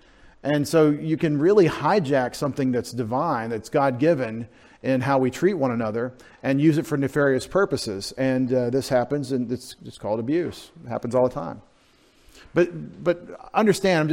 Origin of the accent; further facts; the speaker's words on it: Texas, United States; I'm from Texas